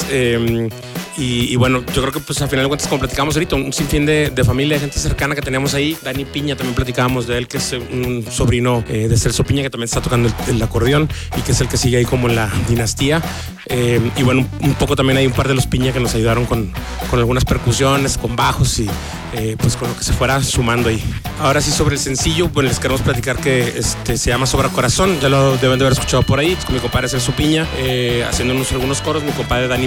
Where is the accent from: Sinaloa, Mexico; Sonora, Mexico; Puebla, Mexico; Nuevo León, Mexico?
Nuevo León, Mexico; Monterrey; desde Monterrey, Nuevo León, México, un abrazo grande.